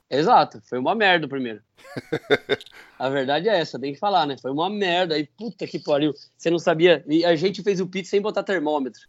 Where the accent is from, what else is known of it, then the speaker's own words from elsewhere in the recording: Brazil; Foi lá na minha cidade, em Dourado